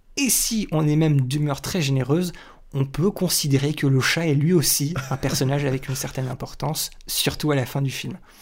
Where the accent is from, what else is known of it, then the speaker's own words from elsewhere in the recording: France; chez nous en France